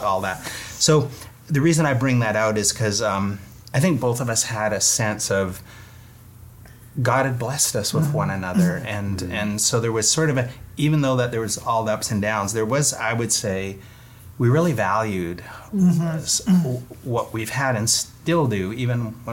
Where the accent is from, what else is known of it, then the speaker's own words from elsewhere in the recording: Vancouver, British Columbia, Canada; moved away as an adult; also born or lived in Calgary / Nashville, Tennessee; now in Toronto, Canada; I'm from Vancouver